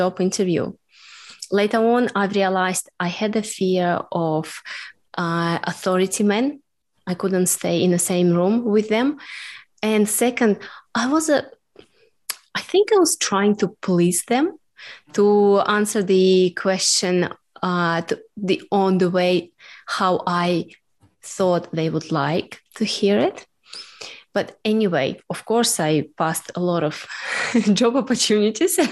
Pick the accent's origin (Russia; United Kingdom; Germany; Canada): Russia; English is a second language; now in Melbourne, Australia